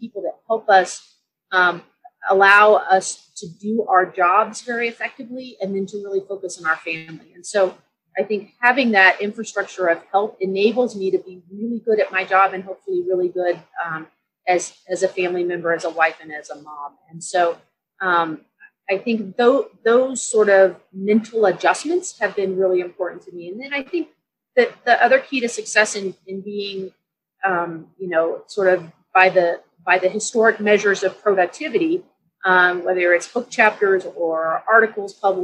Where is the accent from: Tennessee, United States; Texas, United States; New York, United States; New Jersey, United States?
Texas, United States; San Antonio; moved away as an adult; also born or lived in Dallas, Texas; now in Denver, United States; So I grew up in Texas. I grew up in San Antonio.